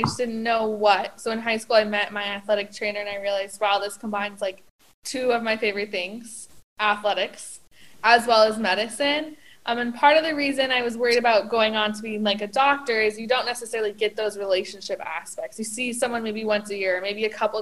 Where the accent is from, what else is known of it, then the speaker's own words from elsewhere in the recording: Parker, Colorado, United States; moved away; I'm originally from Parker, Colorado, which is just south of Denver.